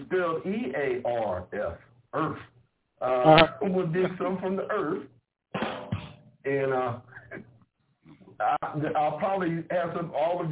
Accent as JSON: {"language": "English", "region": "Ohio", "country": "United States", "moved": "as an adult", "said": "I'm from Ohio"}